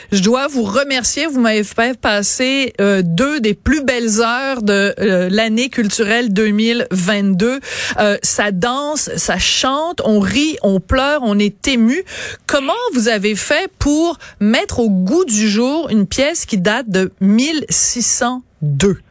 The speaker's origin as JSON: {"language": "French", "country": "France", "accent": "French (France)", "said": "mon accent français à moi"}